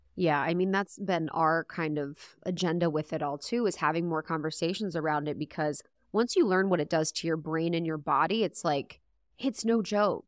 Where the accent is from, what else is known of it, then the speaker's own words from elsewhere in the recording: Ohio, United States; I'm from Ohio